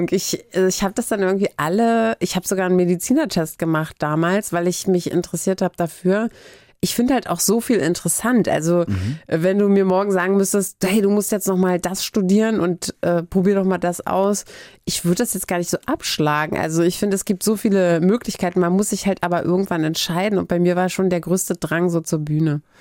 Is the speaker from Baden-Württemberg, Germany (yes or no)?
no; Hamburg, Germany; ich komme aus Barmbek